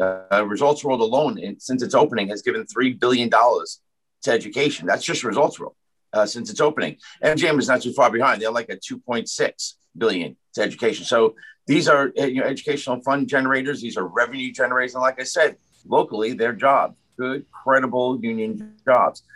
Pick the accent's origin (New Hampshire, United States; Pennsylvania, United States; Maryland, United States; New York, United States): New York, United States; New York City; I did grow up in the shadows of Aqueduct. Aqueduct is in Ozone Park, my hometown.